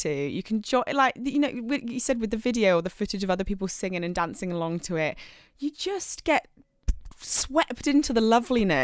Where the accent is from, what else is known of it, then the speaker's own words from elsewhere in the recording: England, United Kingdom; as an English person